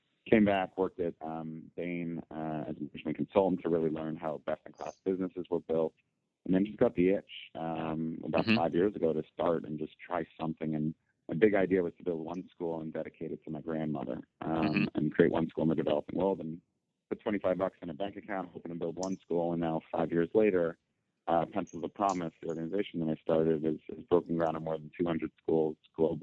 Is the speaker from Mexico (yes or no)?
no; Connecticut, United States; also born or lived in New York; I grew up in Connecticut. I was born in New York